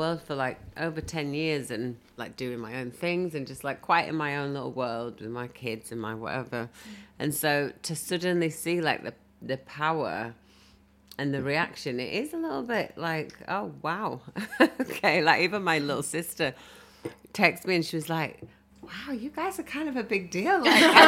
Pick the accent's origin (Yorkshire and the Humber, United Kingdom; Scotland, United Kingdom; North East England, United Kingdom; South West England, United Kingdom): Yorkshire and the Humber, United Kingdom; Bradford; also born or lived in North London; now in London, United Kingdom; I was brought up in Bradford